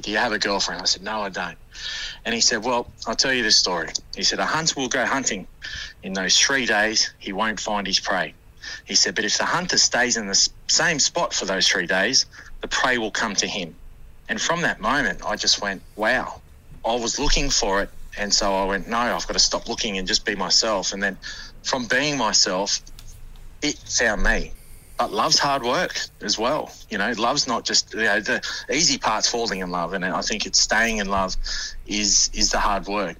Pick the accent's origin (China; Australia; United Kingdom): Australia; Wollongong, New South Wales; now in Perth, Australia; I was born in Wollongong, and you know, so I always have a connection to there.